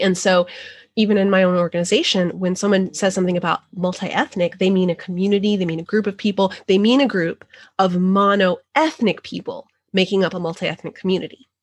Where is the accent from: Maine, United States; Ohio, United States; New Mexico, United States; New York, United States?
New Mexico, United States; now in the deep South, United States; I grew up in New Mexico